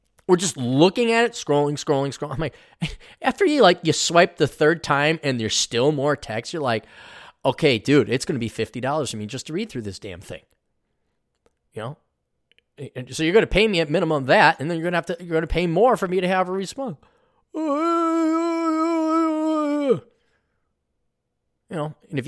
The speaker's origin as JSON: {"language": "English", "town": "Milwaukee", "region": "Wisconsin", "country": "United States", "tie": "born there", "said": "By the way, I was born in Milwaukee."}